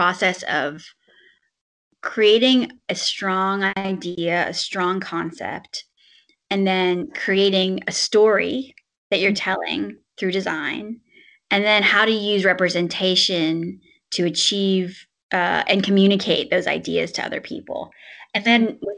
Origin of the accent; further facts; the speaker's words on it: Southern Virginia, United States; moved away; also born or lived in China / San Francisco / New Haven; I'm from Southern Virginia originally